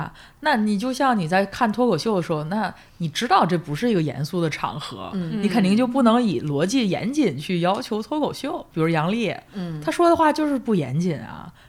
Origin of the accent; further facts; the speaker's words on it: Hebei, China; 我河北人